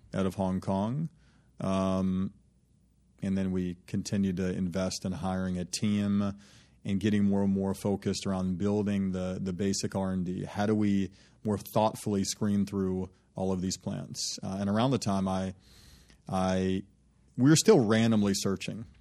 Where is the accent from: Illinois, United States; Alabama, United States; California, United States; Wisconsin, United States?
Alabama, United States; Birmingham; moved away; the folks that I was raised with in Birmingham